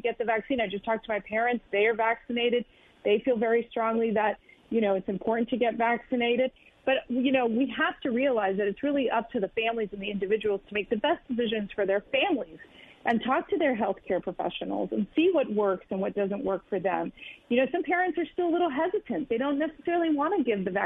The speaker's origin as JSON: {"language": "English", "country": "United States", "tie": "born or raised there", "said": "my father was born and raised in Cuba. I was actually born here in the U.S. To a very tight Cuban family"}